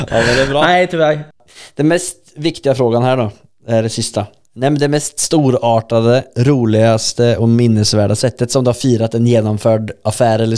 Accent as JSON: {"language": "Swedish", "town": "Linköping", "region": "Östergötland", "country": "Sweden", "tie": "born or raised there", "said": "Höra lite dialekt från min hemstad Linköping."}